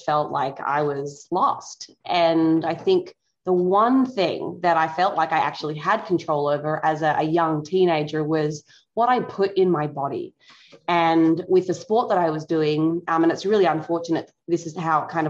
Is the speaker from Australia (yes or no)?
yes; Tasmania, Australia; moved away as an adult; now in United States; I grew up in Australia, specifically Tassie